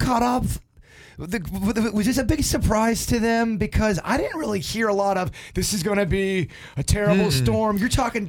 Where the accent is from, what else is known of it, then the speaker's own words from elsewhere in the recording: Lake Park, Florida, United States; My hometown of Lake Park